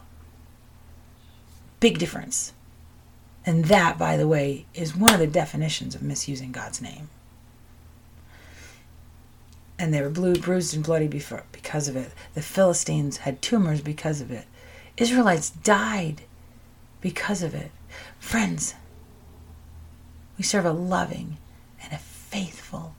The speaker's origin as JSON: {"language": "English", "country": "United States", "said": "I'm an American"}